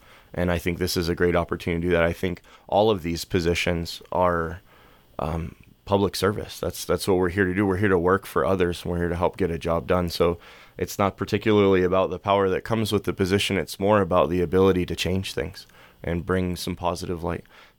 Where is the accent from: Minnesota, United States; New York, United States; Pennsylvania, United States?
Pennsylvania, United States; moved away; So we moved here in the mid-90s. My parents and I came from Pennsylvania, and my dad came here to be a missionary.